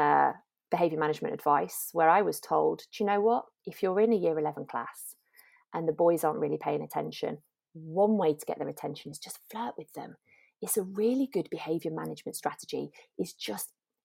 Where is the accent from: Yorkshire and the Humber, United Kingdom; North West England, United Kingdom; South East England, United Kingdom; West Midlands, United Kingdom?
North West England, United Kingdom; Lancashire; moved away as an adult; now in London, United Kingdom; I grew up in Lancashire.